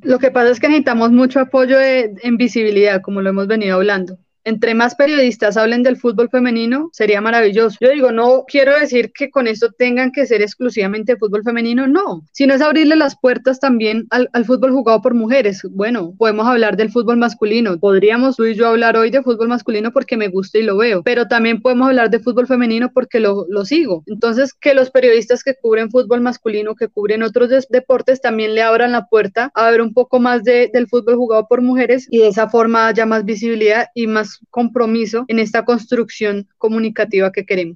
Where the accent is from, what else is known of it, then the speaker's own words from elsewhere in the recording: Colombia; porque somos colombianos